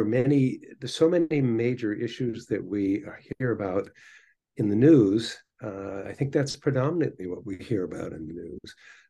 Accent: New York, United States; They would actually catch fire not far from where I grew up in the Hudson Valley.

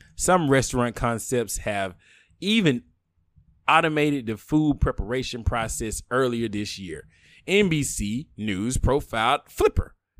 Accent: the South, United States; I'm a bigot from the South

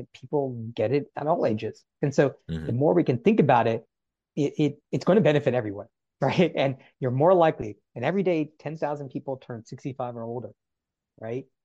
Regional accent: North Carolina, United States; as a child growing up in North Carolina.

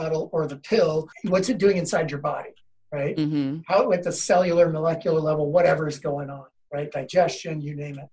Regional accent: Seattle, Washington, United States; I grew up in Seattle

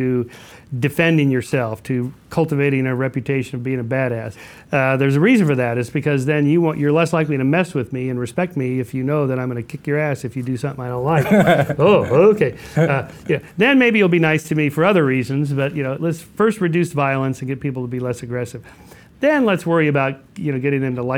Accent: California, United States; as a Californian who only ever drives anywhere

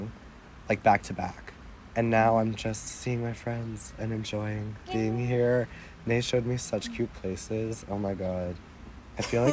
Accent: Evanston, Illinois, United States; first language English; moved away; my hometown is Evanston, Illinois

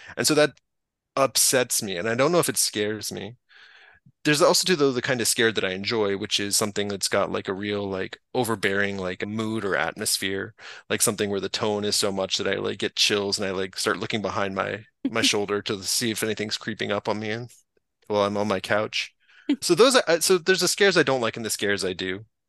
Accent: North Carolina, United States; I grew up in North Carolina

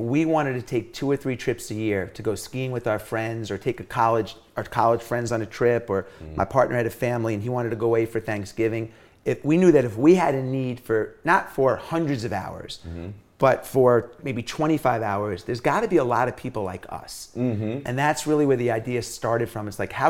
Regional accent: Long Island, New York, United States; When I was growing up, I grew up in New York City, or in Long Island in the 80s when breakdancing and rap and all this stuff was happening.

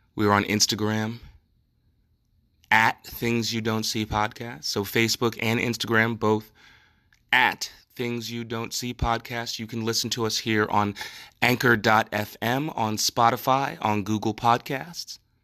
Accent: New Jersey, United States; It's my home state

